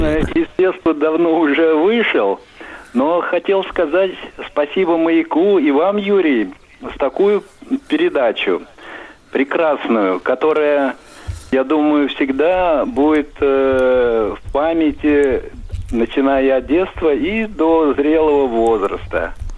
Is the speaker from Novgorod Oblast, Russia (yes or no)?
no; Moscow Oblast, Russia; мое детство в Подмосковье прошло. 40 километров от Москвы. Это был военный городок